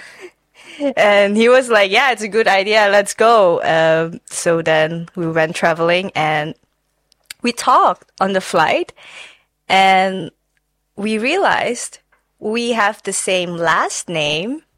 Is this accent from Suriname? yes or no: yes; Suriname; now in Netherlands; I am not from China. I am from Suriname. I grew up there and I moved here four years ago.